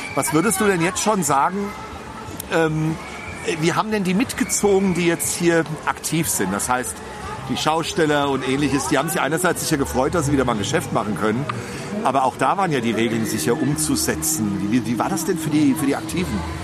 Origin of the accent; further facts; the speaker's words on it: Hesse, Germany; bei uns in Hessen